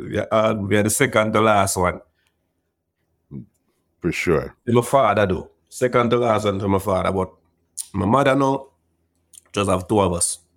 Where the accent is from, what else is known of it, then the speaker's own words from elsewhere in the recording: Bellevue, Portland, Jamaica; No, Bellevue is a is a tranquil little community, you know. And when most people hear about Bellevue, some of them think uh, at the Bellevue at Kingston